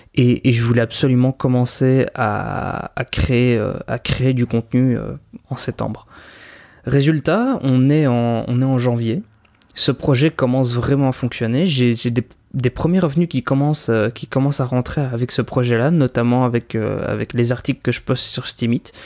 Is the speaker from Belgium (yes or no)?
yes; Belgium; je suis belge, hein, donc il va y avoir pas mal de références au système scolaire belge